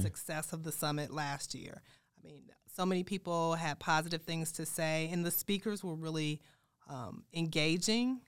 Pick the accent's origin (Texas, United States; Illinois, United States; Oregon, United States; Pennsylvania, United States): Illinois, United States; Chicago; also born or lived in Saint Louis / Durham, North Carolina / Washington, D.C.; now in Des Moines, United States; I'm from Chicago